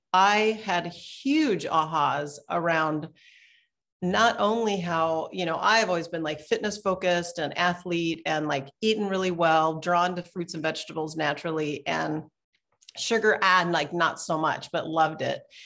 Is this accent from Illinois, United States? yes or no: no; Portland, Oregon, United States; I'm from Portland, Oregon